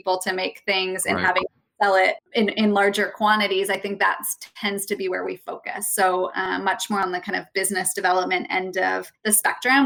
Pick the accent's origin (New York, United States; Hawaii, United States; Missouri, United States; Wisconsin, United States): Missouri, United States; St. Louis; I'm from St. Louis, Missouri